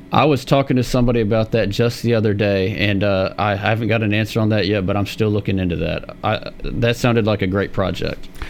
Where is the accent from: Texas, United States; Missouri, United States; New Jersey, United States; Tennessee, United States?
Tennessee, United States; Murfreesboro; born and raised in Murfreesboro